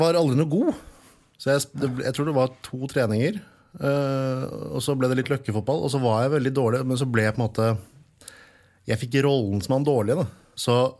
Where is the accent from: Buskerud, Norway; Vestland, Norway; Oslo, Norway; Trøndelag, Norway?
Oslo, Norway; Her i Oslo. Jeg kommer fra Årvoll.